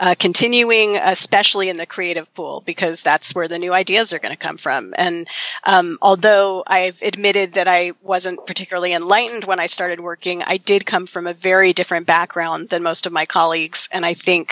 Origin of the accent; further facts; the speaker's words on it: Berkeley, California, United States; I grew up in Berkeley